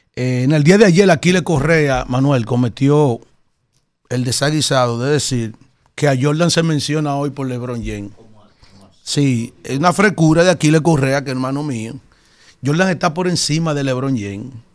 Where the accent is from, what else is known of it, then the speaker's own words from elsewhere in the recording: Dominican Republic; como dominicanos